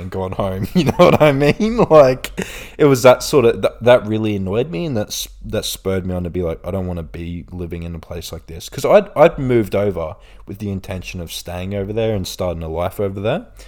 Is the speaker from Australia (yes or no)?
yes; Australia; also born or lived in Bradford, England; I'm from Australia, I'm from here, like, it's a nice place